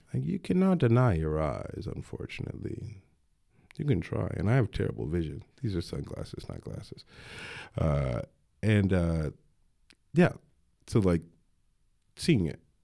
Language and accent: English; Denver, Colorado, United States; I grew up in Denver